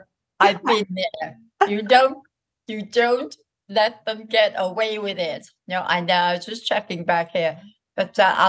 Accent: Liverpool, North West England, United Kingdom; accent: Liverpool; I came from Liverpool, poor part of Liverpool, and I got into this very nice college. I had a very strong Liverpool accent.

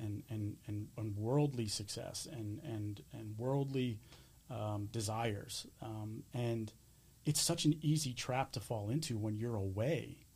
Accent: Springfield, Pennsylvania, United States; also born or lived in Clifton Heights, Pennsylvania; I grew up in Delaware County, you know, when I was very, very young. Clifton Heights I lived

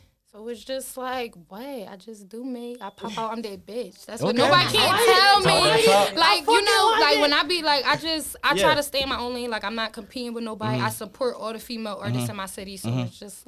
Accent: Philadelphia, Pennsylvania, United States; I'm from West Philly, hey, North Side of Market. Born and raised. Okay. Yeah, born and raised. Philly regular.

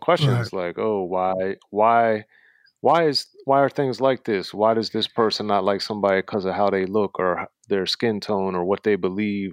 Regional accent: Maryland, United States; I was born and raised in Maryland, uh, right in between Baltimore and D C

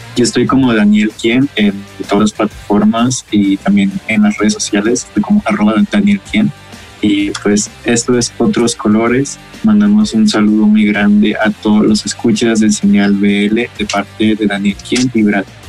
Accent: Mazatlán, Sinaloa, Mexico; de Mazatlán, Sinaloa

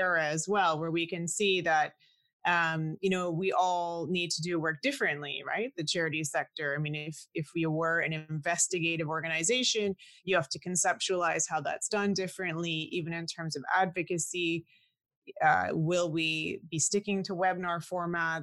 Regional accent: Canada; because I'm also Canadian, and I'm also, I don't know if you call us the second generation Canadian born, well, first generation born in Canada

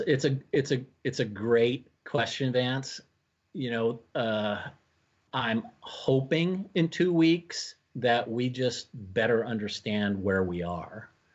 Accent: Washington, United States; now in Minnesota, United States; I was born and raised in Washington State

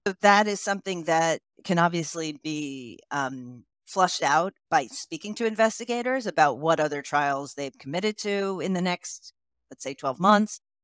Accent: United States; moved away as an adult; also born or lived in Bulgaria; you can tell from my accent that I am originally, uh, I'm from the United States.

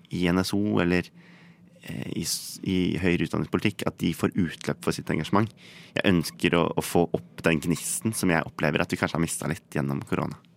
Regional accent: Ski, Akershus, Norway; moved away as an adult; now in Bergen, Norway; Jeg kommer opprinnelig fra Ski her på Østlandet

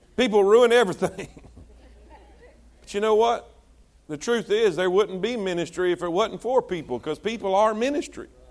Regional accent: South Florida, United States; moved away; we're from South Florida

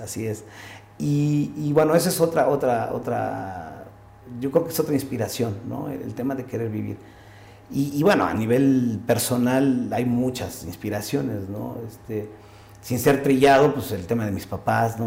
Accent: Pachuca, Hidalgo, Mexico; also born or lived in Mexico City; yo nací en la Ciudad de México y por la eh, profesión de mi papá, mi papá es médico y tengo la fortuna de tener a mis dos padres, eh, pues le ofrecen trabajo en, Pachuca

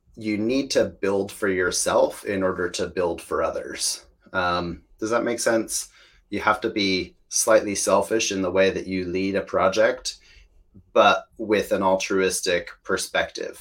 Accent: Washington, United States; accent: American; moved away as an adult; also born or lived in Spain; now in United Kingdom; I come from Washington State, which is a beautiful place uh, with a lot of nature

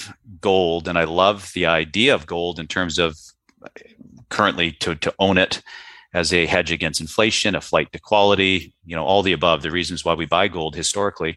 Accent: Vancouver, British Columbia, Canada; moved away; being born and raised in Vancouver, Canada

